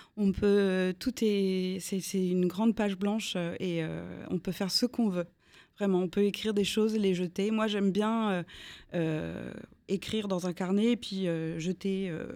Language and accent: French; Strasbourg, Grand Est, France; J'ai grandi euh, à Strasbourg.